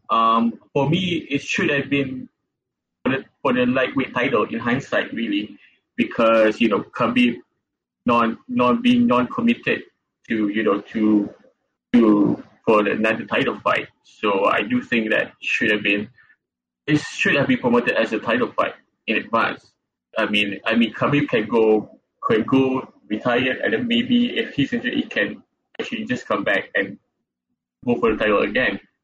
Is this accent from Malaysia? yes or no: yes; Malaysia; I'm from Malaysia.